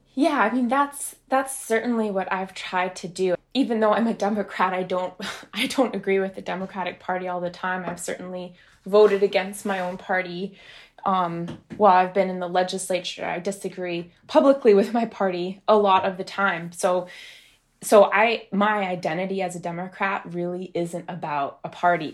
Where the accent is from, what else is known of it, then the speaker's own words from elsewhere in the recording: United States; I ran for a state house in the district that I grew up in. I was running in District eighty-eight